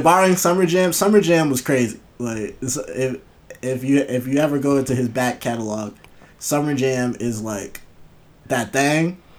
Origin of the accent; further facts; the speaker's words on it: Buffalo, New York, United States; I'm from Buffalo